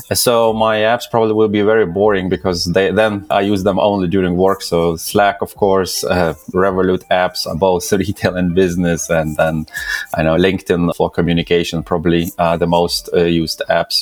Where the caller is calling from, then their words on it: London, United Kingdom; I'm calling from London. I'm located here, so yeah, London, UK